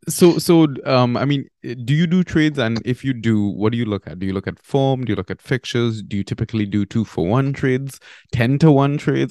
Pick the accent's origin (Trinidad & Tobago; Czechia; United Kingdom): Trinidad & Tobago; moved away; also born or lived in Barbados; I'm actually from Trinidad and Tobago.